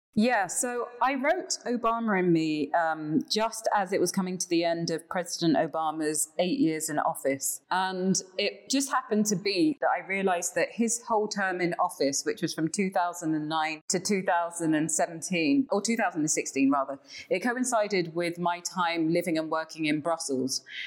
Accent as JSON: {"language": "English", "region": "London", "country": "United Kingdom", "moved": "as an adult", "lives_now": "Ghana", "said": "I'm a Londoner. I'm a Londoner through and through"}